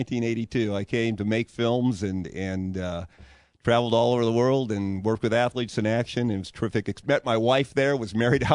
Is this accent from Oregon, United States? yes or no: no; Chula Vista, California, United States; Chula Vista, south of San Diego